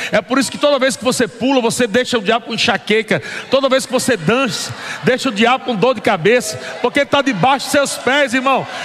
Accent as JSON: {"language": "Portuguese", "town": "Natal", "region": "Rio Grande do Norte", "country": "Brazil", "lives_now": "São Paulo, Brazil", "said": "nossos filhos, viemos de Natal para São Paulo, sem saber para quê."}